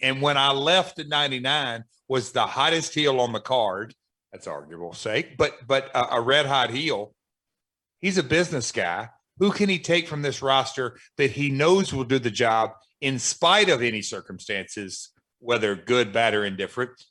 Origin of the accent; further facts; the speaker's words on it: Tennessee, United States; I grew up in Tennessee